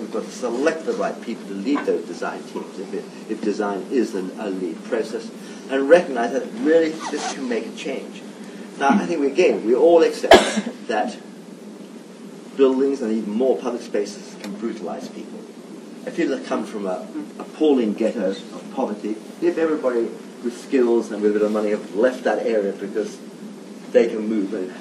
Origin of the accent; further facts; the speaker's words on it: London, United Kingdom; born or raised there; also born or lived in Italy